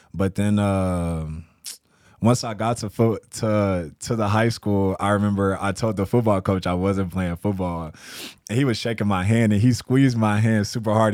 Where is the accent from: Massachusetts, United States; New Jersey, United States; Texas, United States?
Texas, United States; San Antonio; now in Spokane, United States; I'm from San Antonio, Texas